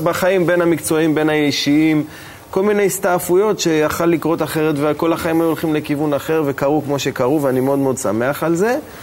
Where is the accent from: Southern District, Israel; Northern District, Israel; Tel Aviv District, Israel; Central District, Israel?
Southern District, Israel; Beersheba; השכונה שגדלתי בה בבאר שבע